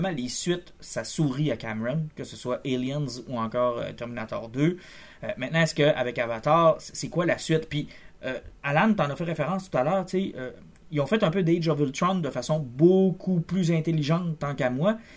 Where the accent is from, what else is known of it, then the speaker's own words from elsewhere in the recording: Canada; Je suis Canadien.